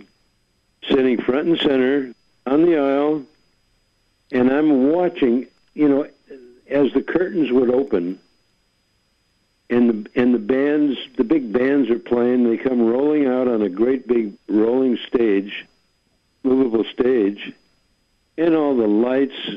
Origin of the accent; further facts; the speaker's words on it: Hartford, Connecticut, United States; also born or lived in Holyoke, Massachusetts; I was a kid living in Hartford, Connecticut, with my parents. When I was about 7 or 8 years old, we moved to Hartford from Holyoke, Mass.